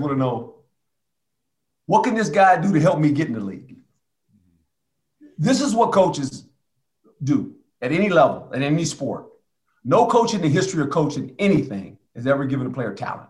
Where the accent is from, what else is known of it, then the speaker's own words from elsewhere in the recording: West Coast, United States; I grew up on the West Coast.